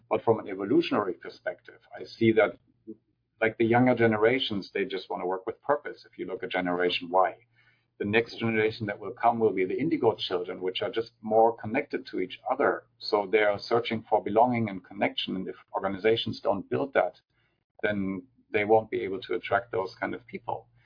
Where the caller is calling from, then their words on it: California, United States; And, and I'm speaking from California